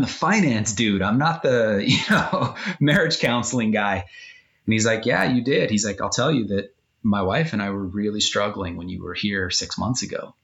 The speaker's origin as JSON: {"language": "English", "region": "Southern California", "country": "United States", "tie": "born or raised there", "said": "I grew up in Southern California and I grew up along the San Andreas Fault"}